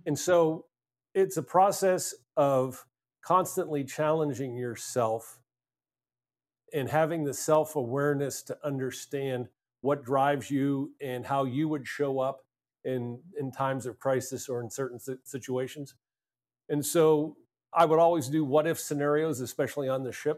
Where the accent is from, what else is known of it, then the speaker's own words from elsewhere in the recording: Altoona, Pennsylvania, United States; I grew up in a small town in Pennsylvania, a place called Altoona